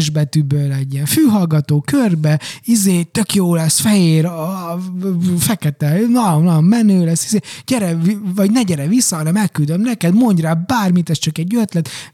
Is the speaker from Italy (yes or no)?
no; Transylvania, Romania; moved away; Románia az én eredeti hazám, a szülőföldem, jó, azon belül Erdély